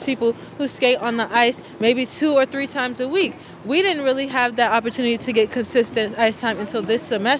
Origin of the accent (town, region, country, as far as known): New York, United States; born or raised there; moved away as an adult; now in Washington, D.C., United States